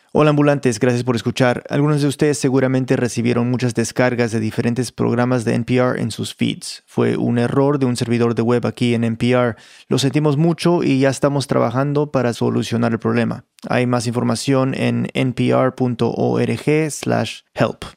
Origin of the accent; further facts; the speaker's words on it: Peru; yo soy muy peruano